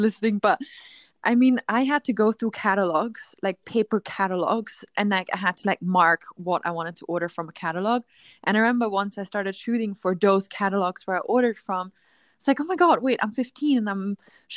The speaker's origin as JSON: {"language": "English", "country": "Austria", "tie": "born or raised there", "said": "I grew up in a small town in Austria."}